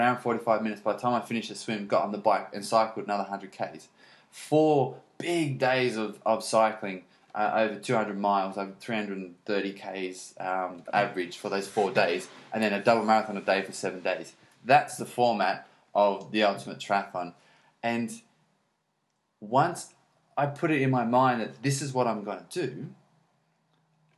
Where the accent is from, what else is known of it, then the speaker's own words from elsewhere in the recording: Australia; I'm Australian, but I don't have a swimming background. I grew up around the corner from a dairy farm, not on the coast